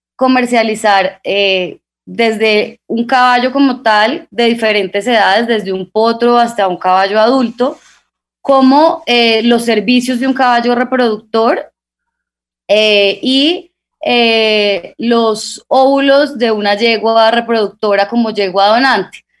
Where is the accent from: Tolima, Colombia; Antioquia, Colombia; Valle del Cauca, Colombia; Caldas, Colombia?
Tolima, Colombia; Guamo; somos tolimenses, somos del Guamo, Tolima